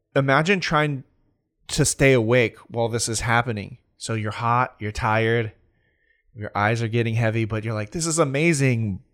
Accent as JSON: {"language": "English", "region": "California", "country": "United States", "said": "I'm from California"}